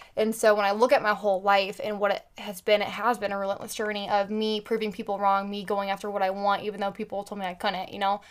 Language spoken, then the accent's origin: English; Carmel, Indiana, United States; I grew up in Carmel, Indiana